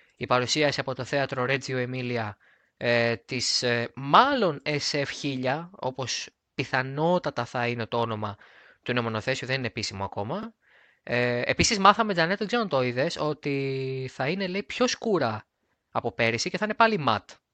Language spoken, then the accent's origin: Greek; Greece; εμείς πρώτοι σαν Έλληνες